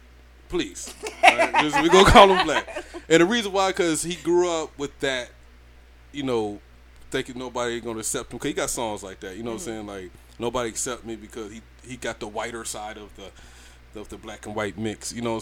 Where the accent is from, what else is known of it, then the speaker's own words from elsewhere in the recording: Allen, Georgia, United States; Trust me. I'm from Allen in Georgia, all right?